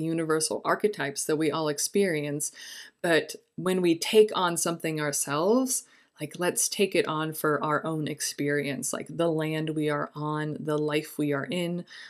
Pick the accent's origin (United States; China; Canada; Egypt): Egypt; I grew up in Egypt. A lot of the symbols and folk are related to harvest and springtime